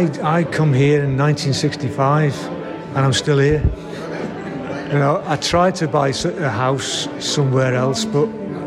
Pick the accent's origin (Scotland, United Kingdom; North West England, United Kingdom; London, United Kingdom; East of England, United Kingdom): North West England, United Kingdom; Liverpool; now in Wolverhampton, United Kingdom; I live here in Wolverhampton. You know, I come from Liverpool